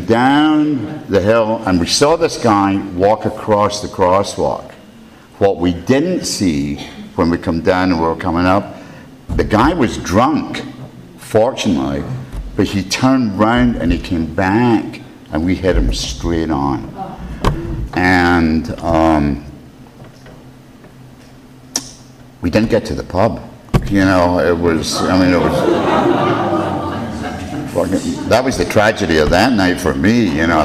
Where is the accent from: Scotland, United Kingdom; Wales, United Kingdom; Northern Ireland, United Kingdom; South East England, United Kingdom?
Scotland, United Kingdom; I was born and raised in Scotland